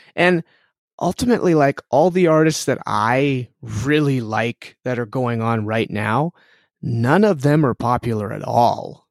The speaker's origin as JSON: {"language": "English", "country": "Canada", "said": "we're Canadian"}